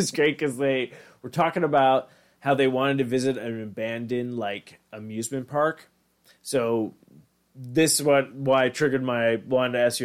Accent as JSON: {"language": "English", "area": "Long Island", "region": "New York", "country": "United States", "said": "I'm from Long Island"}